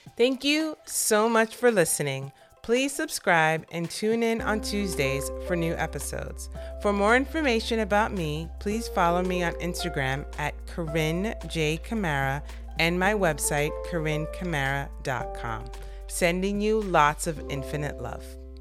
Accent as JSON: {"language": "English", "town": "New York City", "region": "New York", "country": "United States", "said": "I'm from New York City"}